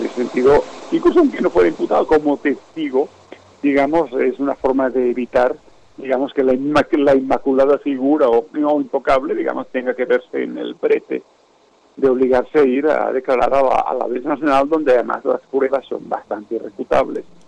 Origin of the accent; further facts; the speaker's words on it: Spain; now in Mexico; como ciudadano español